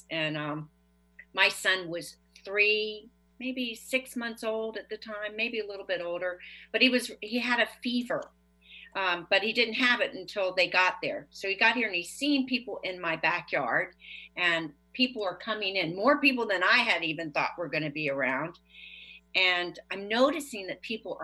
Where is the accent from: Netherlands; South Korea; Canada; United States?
United States; Leesburg, Virginia; I'm from Leesburg, Virginia